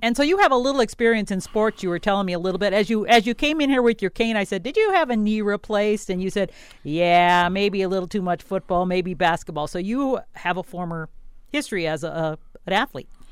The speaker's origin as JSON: {"language": "English", "region": "Wisconsin", "country": "United States", "moved": "yes", "lives_now": "Mankato, United States", "said": "I came here in nineteen eighty-eight, And I was from Wisconsin"}